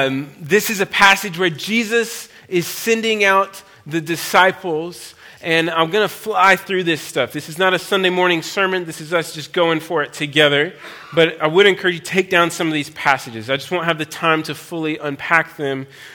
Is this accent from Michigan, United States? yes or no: no; Texas, United States; moved away as an adult; now in London, United Kingdom; You know where I'm from. God bless Texas.